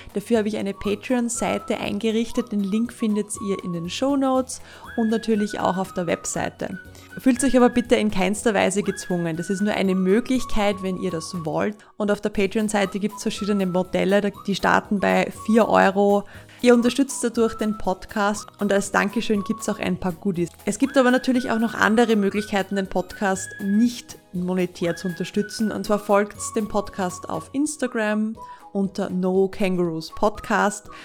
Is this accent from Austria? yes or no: yes; Austria; bei uns in Österreich